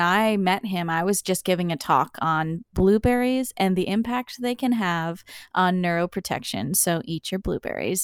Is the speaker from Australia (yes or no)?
no; Summerside, Prince Edward Island, Canada; moved away as an adult; also born or lived in Nova Scotia; now in Newfoundland, Canada; I grew up in Summerside, P E I, a typical lifestyle.